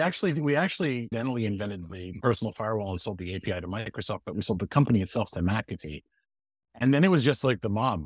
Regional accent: Montreal, Quebec, Canada; now in Boston, United States; I was born in Montreal

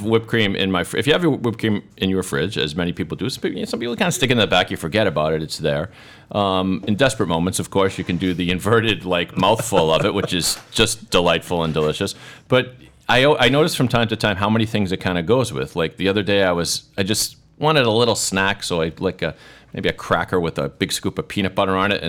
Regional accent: Sharon, Massachusetts, United States; my hometown, Sharon

